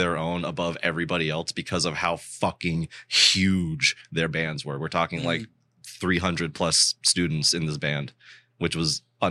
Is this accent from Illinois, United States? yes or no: no; Florida, United States; I grew up in Florida my entire life and I've never been to the Keys somehow.